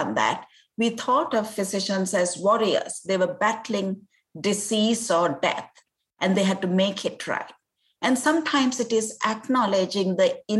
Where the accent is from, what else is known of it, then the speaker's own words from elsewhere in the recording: Sri Lanka; moved away as an adult; also born or lived in Cambridge, England; now in United States; I had gone to law school in my home country, Sri Lanka